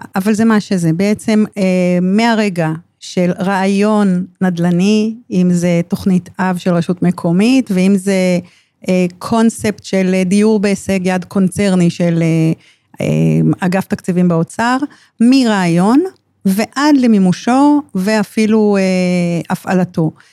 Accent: Ramat HaSharon, Tel Aviv District, Israel; נולדתי ברמת השרון, וחייתי ברמת שרון כל חיי

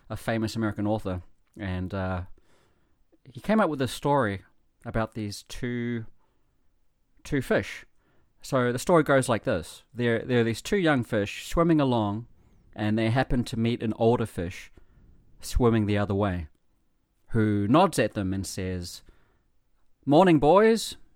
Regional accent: New Zealand; now in Japan; I come from New Zealand

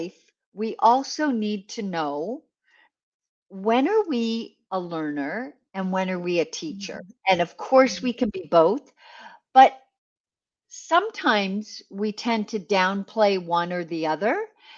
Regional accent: west coast of Canada, Canada; I grew up in Canada, on the west coast of Canada.

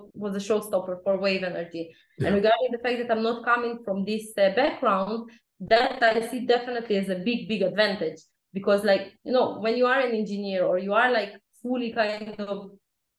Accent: Israel; also born or lived in Ukraine; when I was 4 years old, my family immigrated to Israel

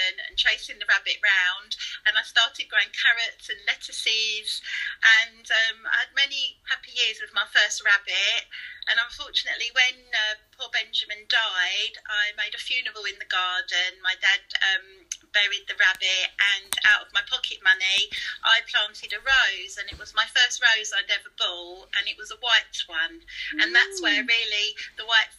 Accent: Rayleigh, East of England, United Kingdom; I'm from Rayleigh in Essex

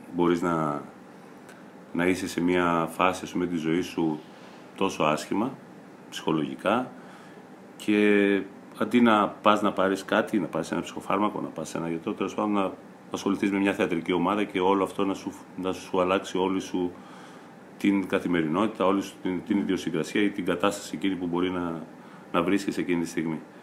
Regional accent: Kavala, Eastern Macedonia and Thrace, Greece; βρέθηκα στην πόλη μου ξανά στην Καβάλα

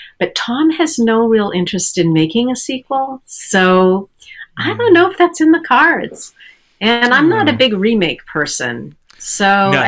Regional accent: Canada; it was shot in Vancouver, and I'm Canadian.

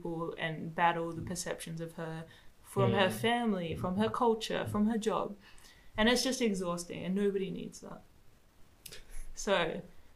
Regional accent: Australia; accent: Australian; moved away; also born or lived in Madagascar; I spoke how I was brought up to speak in Australia

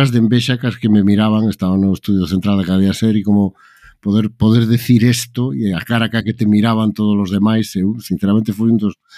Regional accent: Galicia, Spain; para min como galego é un orgullo

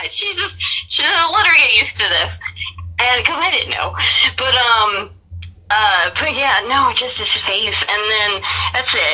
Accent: New York, United States; born there; Well, I mean, I'm I was born in New York.

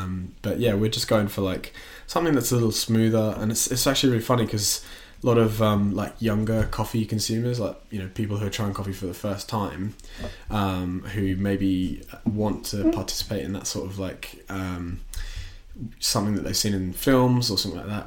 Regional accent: Australia; moved away as an adult; also born or lived in Watford, United Kingdom; now in London, United Kingdom; I grew up in, in Australia and I moved here when I was eighteen.

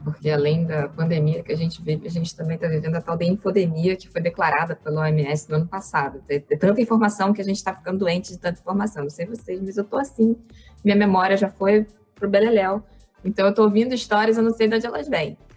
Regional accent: Campos dos Goytacazes, Rio de Janeiro, Brazil; moved away; Eu vim do interior, eu vim lá de Campos do Goitacazes

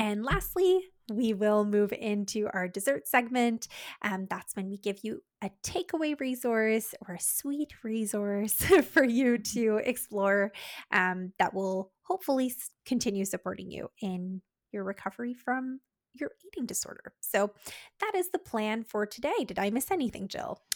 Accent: Canada; We're Canadian dietitians

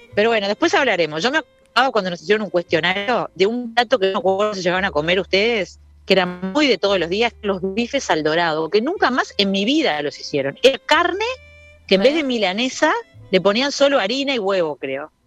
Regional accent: Piriápolis, Maldonado, Uruguay; yo me crié en Iriápolis

